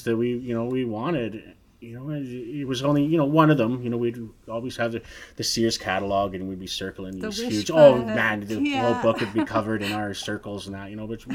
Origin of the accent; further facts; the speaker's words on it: Nanaimo, British Columbia, Canada; growing up in Nanaimo